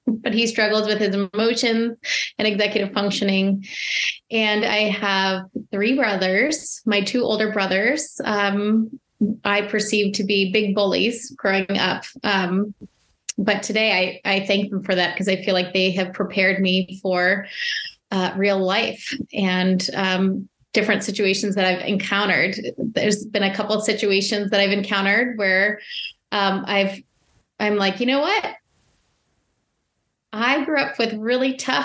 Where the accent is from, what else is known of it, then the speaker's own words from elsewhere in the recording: Arlington, Virginia, United States; I was born and raised in Arlington, Virginia, and I grew up in chaos